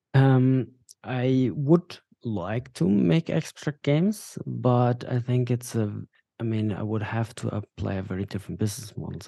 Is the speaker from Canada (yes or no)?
no; Bavaria, Germany; also born or lived in Dubai; now in Berlin, Germany; we moved to Germany when I was five years old, to Bavaria, to the south of Germany